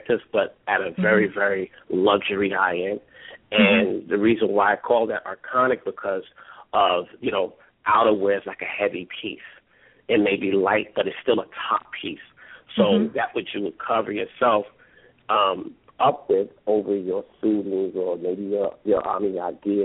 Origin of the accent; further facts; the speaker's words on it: New Jersey, United States; I was born here mm-hmm. in the United States in New Jersey